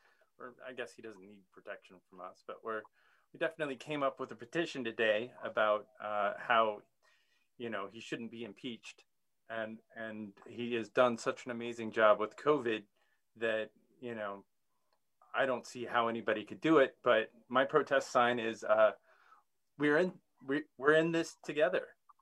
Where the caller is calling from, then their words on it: Lexington, Kentucky, United States; Hey, I am coming from Lexington, Kentucky